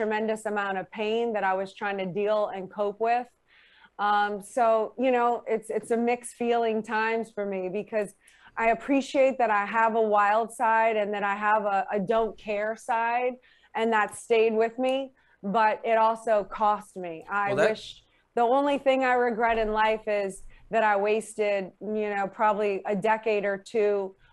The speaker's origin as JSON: {"language": "English", "town": "New Orleans", "region": "Louisiana", "country": "United States", "tie": "born or raised there", "said": "as a teenager in New Orleans"}